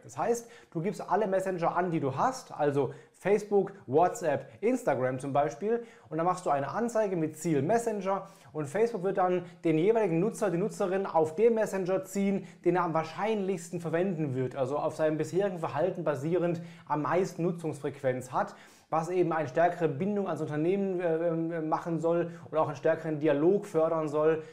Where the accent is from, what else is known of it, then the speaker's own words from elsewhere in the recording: Germany; bei uns in Deutschland